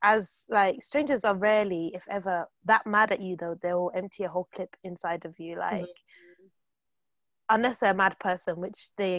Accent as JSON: {"language": "English", "country": "Nigeria", "said": "But I'm Nigerian and I've got my Nigerian woman hat on."}